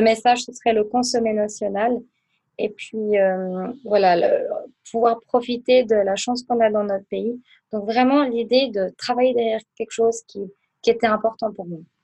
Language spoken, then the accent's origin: French; Aubonne, Vaud, Switzerland; also born or lived in Biel/Bienne / Lucerne; je viens d'Aubonne du canton de Vaud